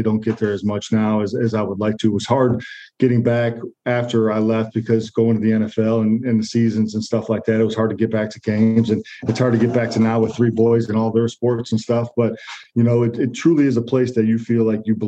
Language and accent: English; Michigan, United States; moved away as an adult; also born or lived in Wisconsin; I grew up in Michigan